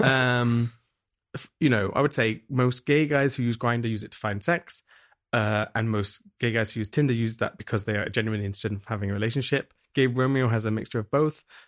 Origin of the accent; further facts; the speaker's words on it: England, United Kingdom; moved away as an adult; now in Berlin, Germany; I'm from England originally. I moved to Berlin, uh, almost seven years ago.